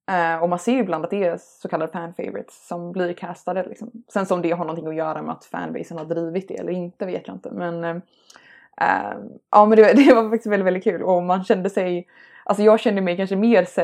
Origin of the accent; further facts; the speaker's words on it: United States; accent: American; Um, ja, jag har ju en amerikansk accent um, mm.